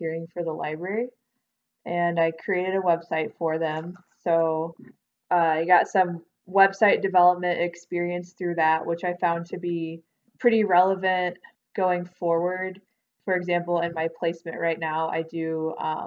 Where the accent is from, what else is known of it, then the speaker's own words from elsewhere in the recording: Stewardson, Illinois, United States; also born or lived in Carbondale, Illinois / Avondale, Arizona; So I'm originally from Illinois. I'm from a teeny tiny town called Stewartson